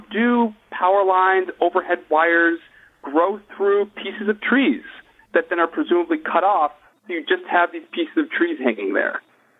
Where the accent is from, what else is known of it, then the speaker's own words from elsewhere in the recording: New England, United States; now in Maryland, United States; growing up in New England.